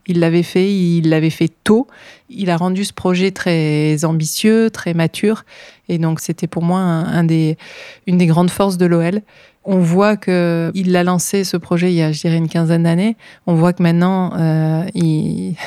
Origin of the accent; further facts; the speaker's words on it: north of France, France; Alors moi, je viens du nord de la France